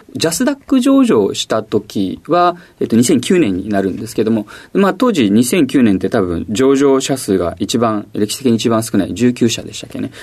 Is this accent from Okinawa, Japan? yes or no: no; Ashiya, Hyogo, Japan; moved away as an adult; also born or lived in Tokyo; 兵庫県の芦屋市です